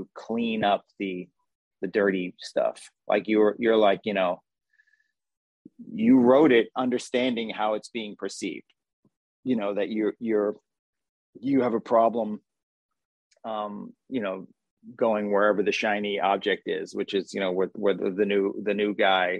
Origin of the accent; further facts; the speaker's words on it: New Jersey, United States; accent: Jersey; my Jersey accent